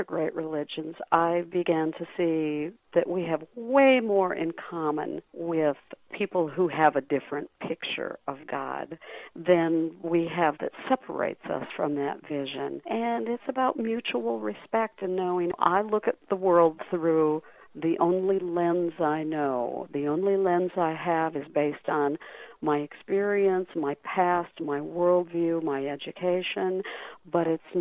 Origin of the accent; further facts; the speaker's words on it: Cresco, Iowa, United States; moved away; I was raised Lutheran in Cresco, Iowa